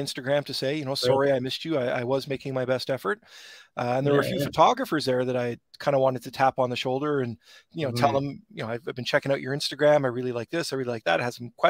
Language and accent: English; Brampton, Ontario, Canada; I grew up in Heart Lake